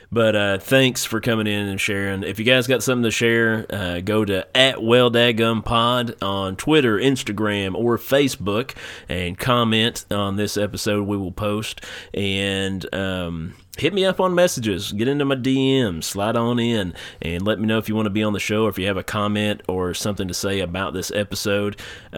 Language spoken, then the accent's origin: English; North Carolina, United States; Listen, guy, yeah. I'm from North Carolina. I do not know where your town streets are.